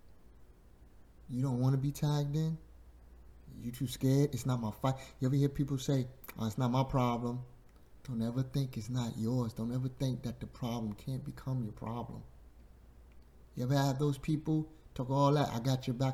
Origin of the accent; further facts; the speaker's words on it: New York City, New York, United States; Growing up in Bushwick, Brooklyn